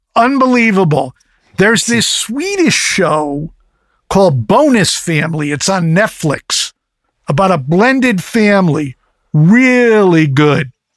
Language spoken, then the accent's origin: English; East Coast, United States; moved away; I grew up on the East Coast